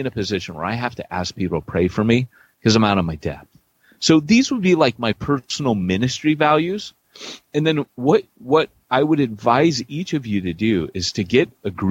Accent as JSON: {"language": "English", "town": "Huntington Beach", "region": "California", "country": "United States", "tie": "born or raised there", "also_born_or_lived": "Wales", "moved": "yes", "said": "I grew up in Huntington Beach"}